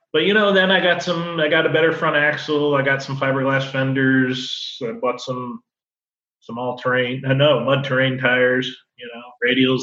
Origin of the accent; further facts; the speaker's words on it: Colchester, Connecticut, United States; moved away as an adult; now in Florida, United States; I grew up in Connecticut, a little town called Colchester, 20 miles from everywhere